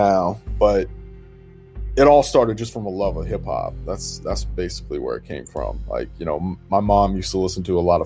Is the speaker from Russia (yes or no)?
yes; Moscow, Russia; also born or lived in Kansas / Detroit / Virginia; now in Boston, United States; I grew up in Russia, Moscow, Russia, and I started making music when I was 16